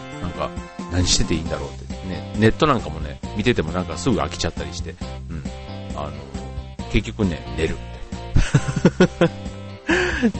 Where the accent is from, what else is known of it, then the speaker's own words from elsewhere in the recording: Osaka, Japan; now in Kanto, Japan; 僕の実家の大阪